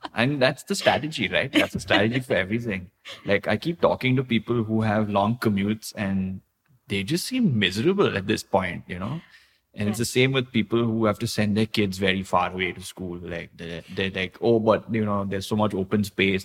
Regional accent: India; now in Thailand; I grew up in India

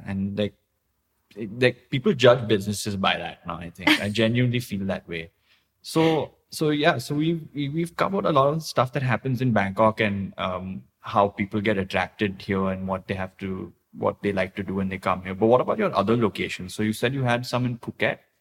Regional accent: India; now in Thailand; I grew up in India

